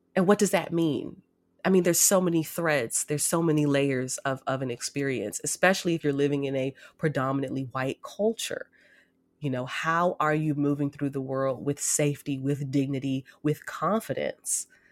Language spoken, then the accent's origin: English; United States; I'm an American Black woman.